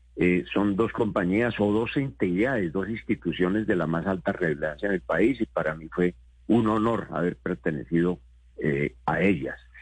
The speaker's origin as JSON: {"language": "Spanish", "country": "Colombia", "said": "como colombiano"}